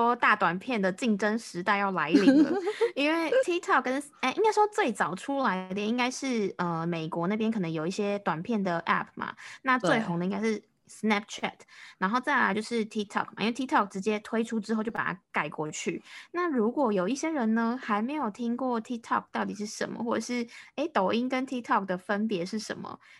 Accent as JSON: {"language": "Chinese", "country": "Taiwan"}